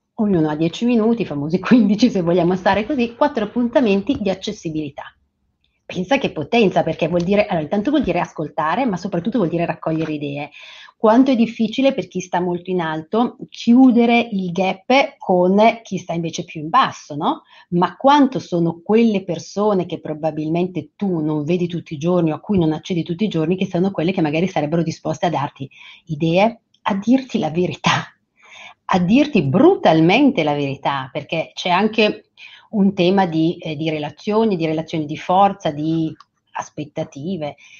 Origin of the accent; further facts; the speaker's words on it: Franciacorta, Lombardy, Italy; Io vengo dalla Francia corta